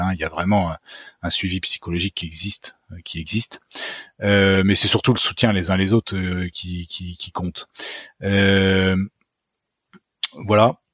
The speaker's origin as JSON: {"language": "French", "country": "France", "said": "je suis un Français comme les autres"}